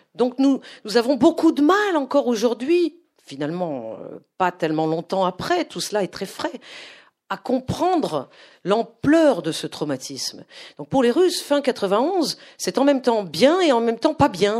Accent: France; also born or lived in Moscow, Russia; je suis française, que je suis le pur produit de la société française

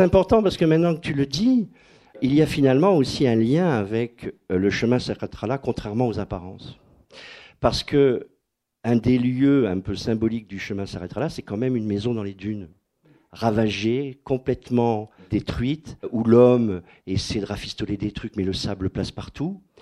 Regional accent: Dunkirk, Hauts-de-France, France; moved away; toute mon enfance à Dunkerque

